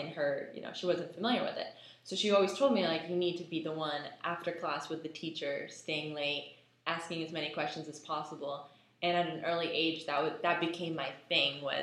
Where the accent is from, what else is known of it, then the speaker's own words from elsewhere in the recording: United States; also born or lived in Israel; I was born in Israel, and my mom and I moved to America when I was 6 years old